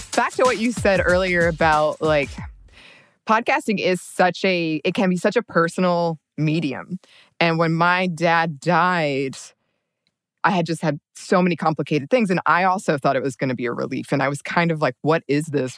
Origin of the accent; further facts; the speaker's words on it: the South, United States; moved away; a woman raised in kind of this like southern small town